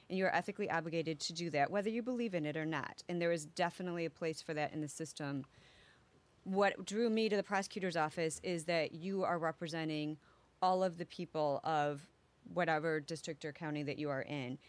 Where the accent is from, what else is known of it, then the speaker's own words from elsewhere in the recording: Elgin, Illinois, United States; also born or lived in Biloxi, Mississippi / Wisconsin / Canada / Saint Charles, Illinois; I grew up in Elgin